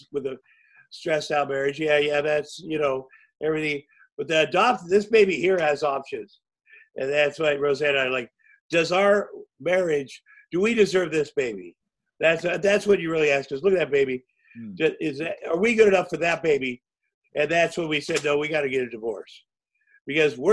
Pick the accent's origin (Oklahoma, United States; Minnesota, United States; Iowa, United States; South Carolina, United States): Iowa, United States; moved away; I grew up in Iowa